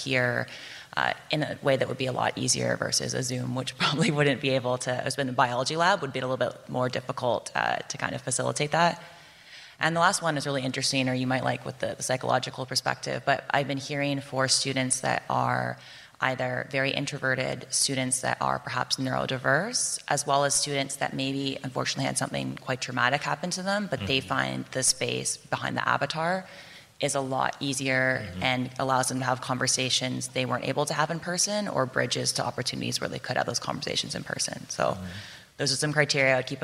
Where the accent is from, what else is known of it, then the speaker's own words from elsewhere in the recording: Canada; I'm from Canada